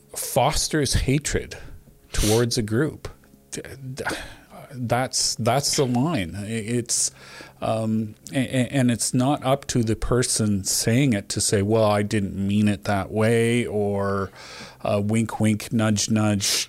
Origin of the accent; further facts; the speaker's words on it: Canada; as a Canadian